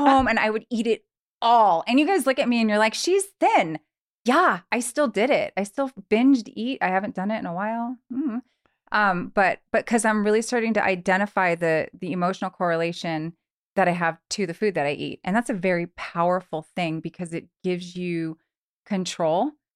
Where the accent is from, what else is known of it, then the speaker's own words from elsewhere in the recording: Long Beach, California, United States; also born or lived in Truckee, California; now in Reno, United States; I am actually from Southern California, born and raised in Long Beach, California